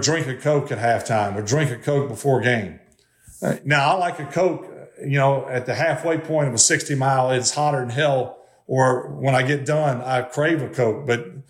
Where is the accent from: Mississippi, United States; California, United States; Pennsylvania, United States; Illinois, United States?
Mississippi, United States; I grew up in Mississippi